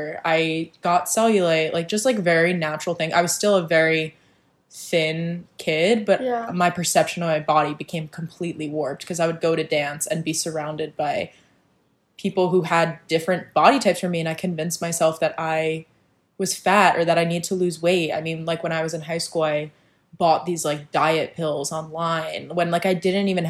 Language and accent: English; New Jersey, United States; now in New York, United States; I'm from New Jersey